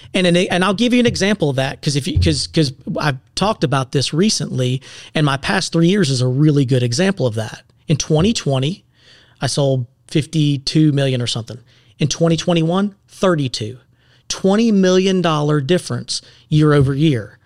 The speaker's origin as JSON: {"language": "English", "town": "Seneca", "region": "South Carolina", "country": "United States", "tie": "born or raised there", "also_born_or_lived": "Clemson, South Carolina / Greenville, South Carolina", "said": "I'm born and raised in Seneca."}